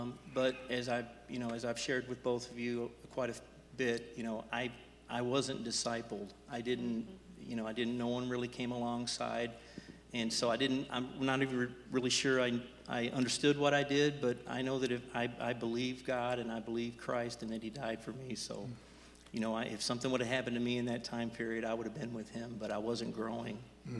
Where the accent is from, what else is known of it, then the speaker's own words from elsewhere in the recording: Louisville, Kentucky, United States; I was from the Indiana side of the Ohio River, Louisville, Kentucky.